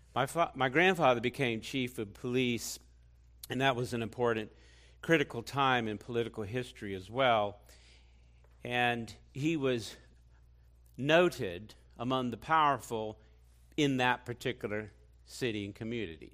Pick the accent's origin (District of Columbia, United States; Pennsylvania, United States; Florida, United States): District of Columbia, United States; Washington; I grew up in Washington, D C. I was born there.